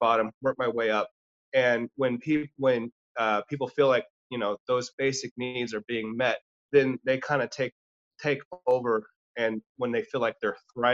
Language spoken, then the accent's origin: English; Lee's Summit, Missouri, United States; I grew up here in Lee Summit